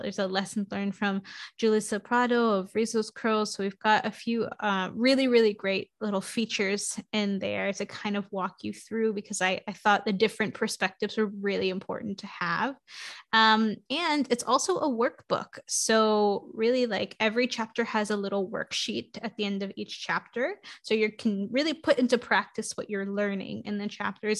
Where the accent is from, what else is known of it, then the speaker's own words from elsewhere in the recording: New York City, New York, United States; I grew up in New York City in Queens